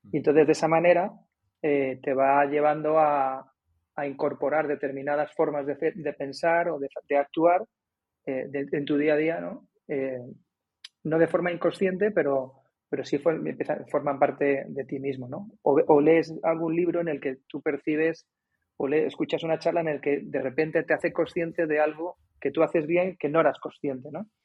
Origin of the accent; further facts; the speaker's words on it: Cádiz, Andalusia, Spain; pero como vienes de fuera, oye, que vengo de Cádiz, pum, y quedas, ¿no?